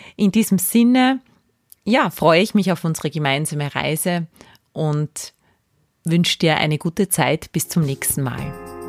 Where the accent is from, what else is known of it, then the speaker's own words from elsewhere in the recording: Salzburg, Austria; moved away as an adult; also born or lived in Graz / Vienna; Ich bin Salzburgerin. Ich bin nach der Ausbildung zur Kindergartenpädagogin nach Graz gezogen.